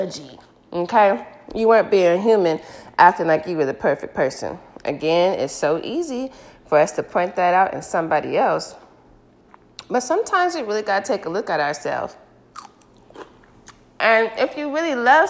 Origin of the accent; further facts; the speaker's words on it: United States; I'm African American